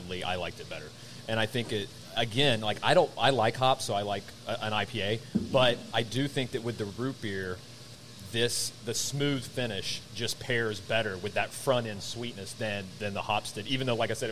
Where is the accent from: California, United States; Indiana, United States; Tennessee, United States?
Tennessee, United States; Chattanooga; moved away; I grew up in Chattanooga, Tennessee